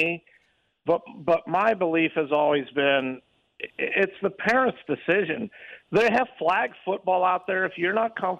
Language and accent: English; Midwest, United States; now in Las Vegas, United States; I grew up in the Midwest, and they get a lot of snow